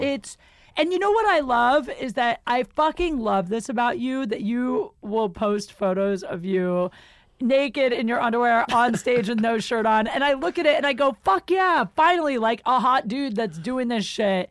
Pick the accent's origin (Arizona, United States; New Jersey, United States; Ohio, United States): Ohio, United States; Canton; moved away; I'm from Ohio